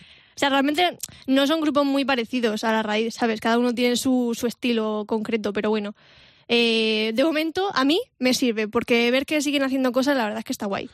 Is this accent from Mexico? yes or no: no; Vega Baja, Valencian Community, Spain; mi tierra, de la Vega Baja